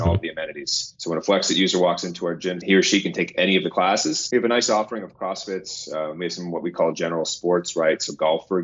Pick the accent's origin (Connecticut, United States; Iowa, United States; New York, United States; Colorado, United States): New York, United States; I'm actually a New Yorker myself. I'm from here, live and breathe in New York